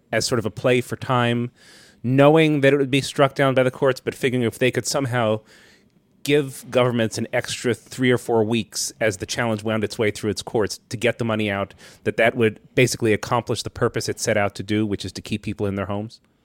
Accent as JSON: {"language": "English", "town": "Washington", "region": "District of Columbia", "country": "United States", "tie": "born or raised there", "said": "I grew up in Washington, D C, and I was fifteen years old"}